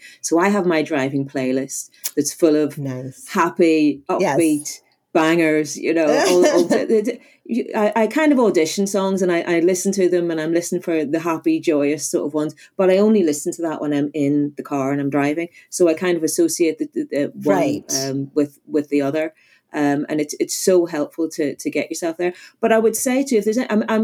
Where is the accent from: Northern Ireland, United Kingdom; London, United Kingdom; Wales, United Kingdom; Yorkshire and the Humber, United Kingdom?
Northern Ireland, United Kingdom; I'm originally from Northern Ireland